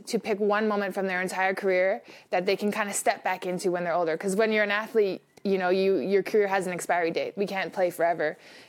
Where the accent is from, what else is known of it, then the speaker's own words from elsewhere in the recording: Canada; It's meaningful to me being Canadian